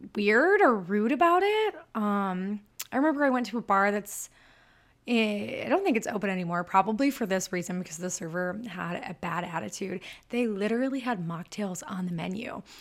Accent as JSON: {"language": "English", "region": "Michigan", "country": "United States", "accent": "super northern", "said": "I'm from Michigan, if you can't tell by my super northern accent."}